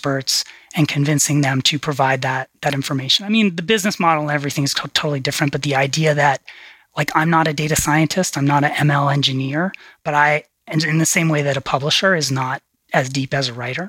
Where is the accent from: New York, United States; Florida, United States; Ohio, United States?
New York, United States; moved away; we grew up in New York